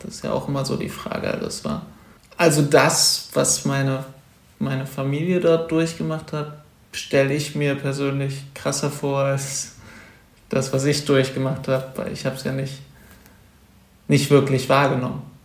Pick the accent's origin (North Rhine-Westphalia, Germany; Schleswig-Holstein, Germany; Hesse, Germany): North Rhine-Westphalia, Germany; Wuppertal; moved away as an adult; now in Cologne, Germany; wohne zwar jetzt in Köln seit äh, sechs, sieben Jahren, und, aber ich komme ursprünglich aus Wuppertal